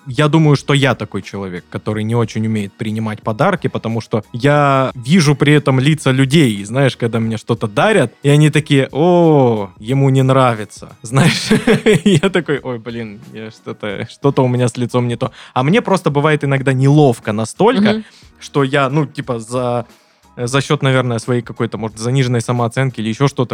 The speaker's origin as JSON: {"language": "Russian", "town": "Krasnodar", "region": "Krasnodar Krai", "country": "Russia", "said": "Мы из Краснодара."}